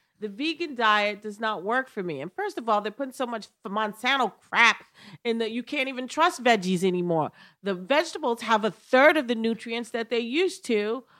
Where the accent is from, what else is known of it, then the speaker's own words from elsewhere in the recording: New York, United States; Yeah, because I'm a New Yorker.